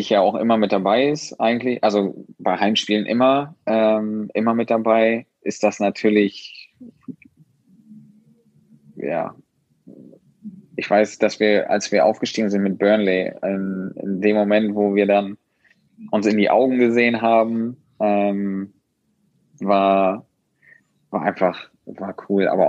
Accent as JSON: {"language": "German", "region": "Schleswig-Holstein", "country": "Germany", "said": "ich als Schleswig-Holsteiner und generell wir sind aus dem Norden"}